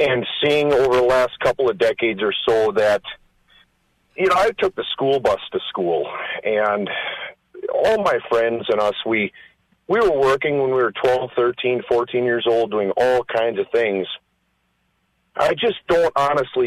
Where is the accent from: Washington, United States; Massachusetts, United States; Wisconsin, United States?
Wisconsin, United States; Green Bay; I'm from Green Bay, Wisconsin.